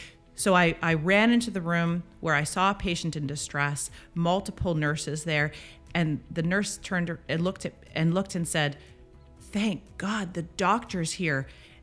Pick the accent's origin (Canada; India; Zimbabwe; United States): Canada; Winnipeg, Manitoba; born there; also born or lived in Ottawa / Toronto / Dundas; Yeah, I was born in Winnipeg. I moved with my family. We moved to Ottawa, moved to Toronto.